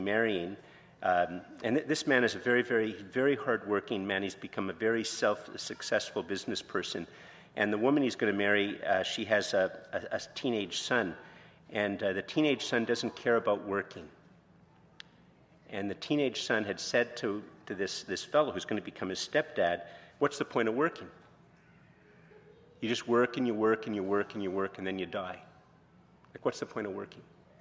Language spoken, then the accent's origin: English; Canada; I'm very Canadian